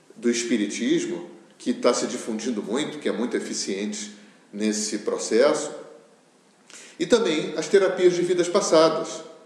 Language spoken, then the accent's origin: Portuguese; Rio de Janeiro, Brazil; eu sou do Rio de Janeiro